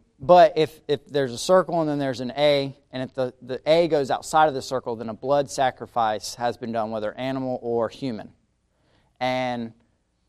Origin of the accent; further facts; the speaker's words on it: Madison, United States; where I grew up in Madison, right down the road, 30 minutes, is a place called Perry